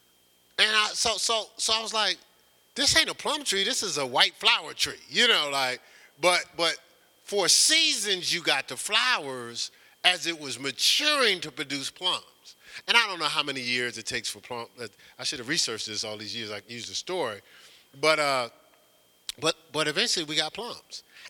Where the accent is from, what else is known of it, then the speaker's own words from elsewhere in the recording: Newark, New Jersey, United States; when I was growing up in Newark, New Jersey